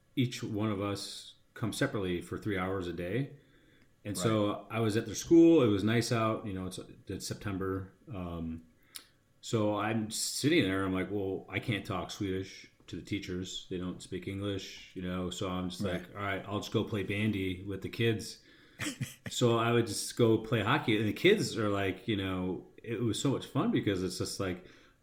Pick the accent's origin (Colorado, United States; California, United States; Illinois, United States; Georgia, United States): Illinois, United States; Chicago; moved away as an adult; also born or lived in San Diego, United States; now in Sweden; I'm from Chicago